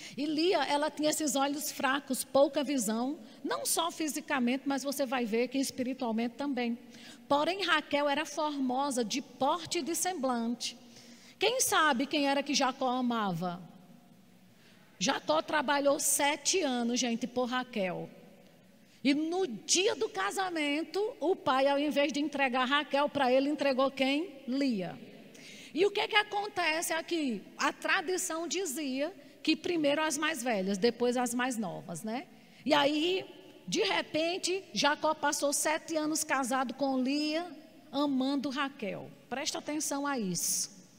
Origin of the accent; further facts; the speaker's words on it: Campina Grande, Paraíba, Brazil; accent: Paraíba accent (sotaque paraibano); uma mulher do interior da Paraíba, nascida em Campina Grande. Ele não sabia que o sotaque paraibano era esse sotaque arrastado